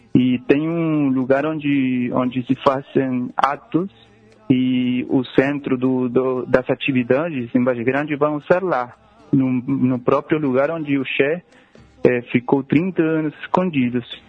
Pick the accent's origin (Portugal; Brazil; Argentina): Argentina; Rosario, Santa Fe; Portuguese is a second language; moved away; o lugar onde eu nasci, é, bom, é, Rosário